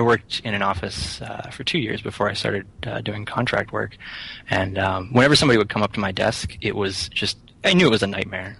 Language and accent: English; Rockwood, Pennsylvania, United States; also born or lived in Somerset, Pennsylvania; now in Philadelphia, United States; I grew up in uh, Rockwood, Pennsylvania